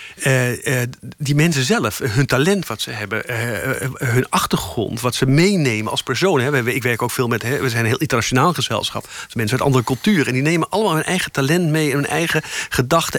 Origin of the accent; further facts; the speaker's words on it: Amstelveen, North Holland, Netherlands; ik kwam uit Amstelveen. Ik had, ik, had, ik, ik had eerst op een nonnen kleuterschool gezeten